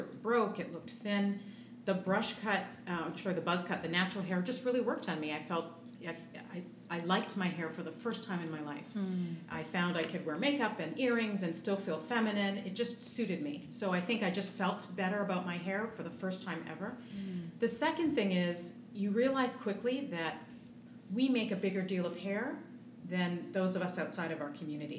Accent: Canada; moved away as an adult; also born or lived in Toronto; I'm originally Canadian

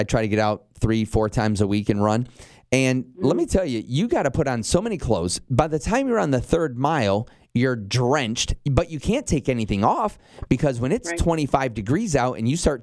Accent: Michigan, United States; moved away as an adult; also born or lived in northern Indiana / Chicago; now in Knoxville, United States; I was born and raised up in Michigan. I lived in northern Indiana for a while

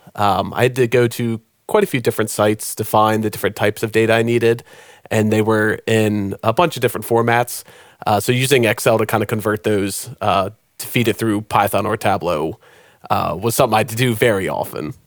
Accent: Maryland, United States; moved away as an adult; now in Nashville, United States; I'm originally from Maryland

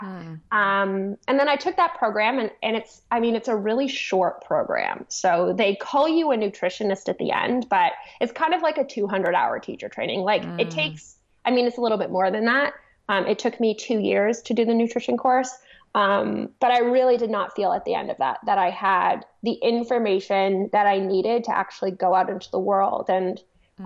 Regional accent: Toronto, Ontario, Canada; I grew up in Toronto

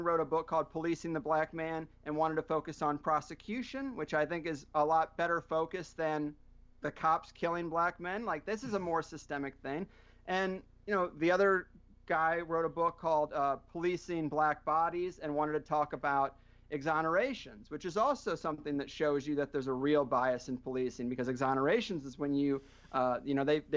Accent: Missouri, United States; I grew up in Missouri and everyone was conservative

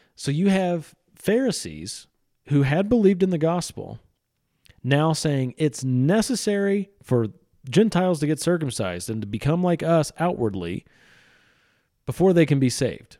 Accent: central Missouri, United States; my hometown, out in the country in central Missouri

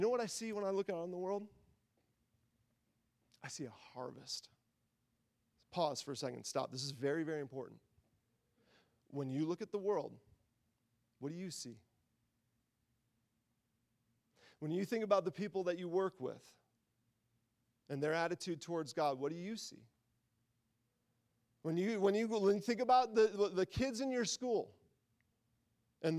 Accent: Midwest, United States; I grew up in the Midwest

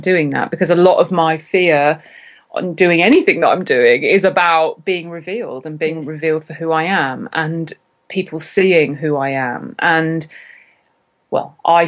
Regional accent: Cambridge, East of England, United Kingdom; moved away; my hometown, which is Cambridge in England

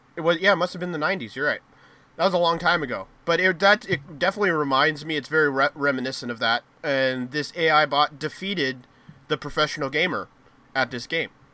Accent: United States; us Americans

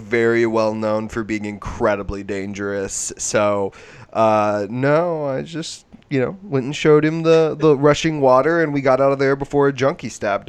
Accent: Grand Lake, Northeast Oklahoma, United States; I grew up on Grand Lake

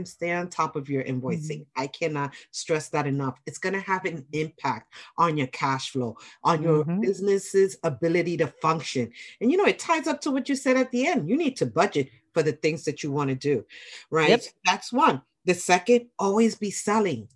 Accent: New York City, New York, United States; I'm a New Yorker

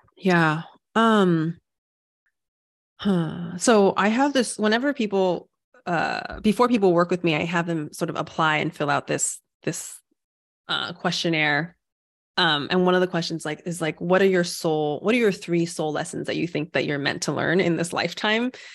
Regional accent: United States; also born or lived in Taiwan; I was born in America, and I was like, so that's still home for me.

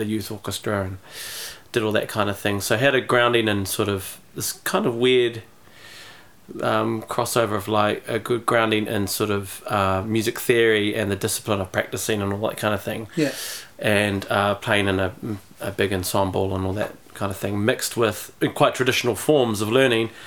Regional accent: Dunedin, Otago, New Zealand; moved away as an adult; also born or lived in Wellington; I grew up in Dunedin, so I was down there for like 20 years of my life, the first 20 years.

